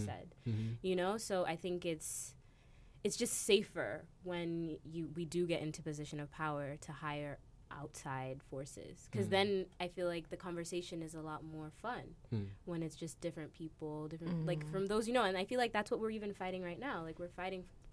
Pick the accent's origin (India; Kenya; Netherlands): Kenya; moved away; I'm from Kenya originally